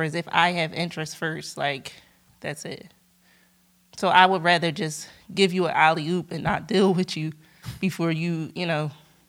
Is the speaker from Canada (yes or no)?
no; Montbrison, Auvergne-Rhône-Alpes, France; born there; That's how I was born in France, because he was playing overseas.